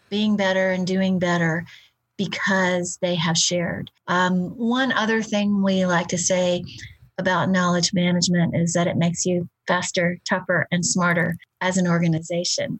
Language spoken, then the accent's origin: English; Houston, Texas, United States; I'm from the South